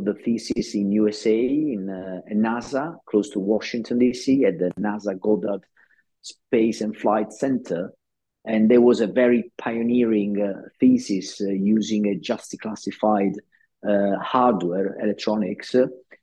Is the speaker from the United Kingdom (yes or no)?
no; Naples, Campania, Italy; moved away; in my hometown, in the university of my hometown, which is Naples